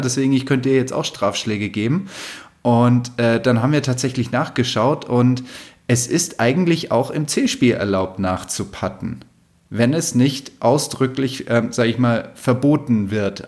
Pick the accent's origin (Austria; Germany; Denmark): Germany; Munich, Bavaria; moved away; also born or lived in Rhine Plain; meine Jugend in München